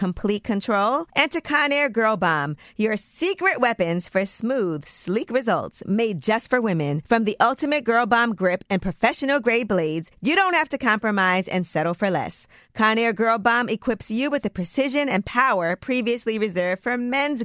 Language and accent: English; New York City, New York, United States; I'm from Brooklyn